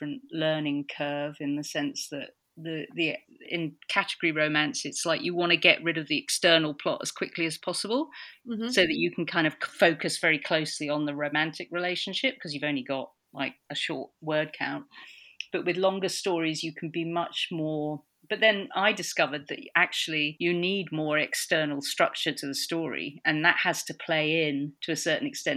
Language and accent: English; London, United Kingdom; I grew up in Notting Hill. I was actually born in a little two-bedroom flat in Notting Hill